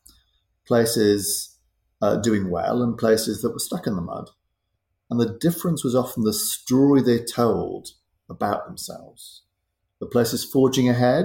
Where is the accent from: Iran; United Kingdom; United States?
United Kingdom; Sunderland, North East England; I was born in Sunderland